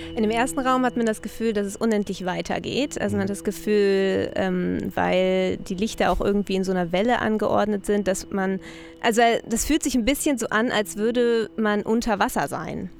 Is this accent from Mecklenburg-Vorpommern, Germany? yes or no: no; Berlin, Germany; ich komme aus Berlin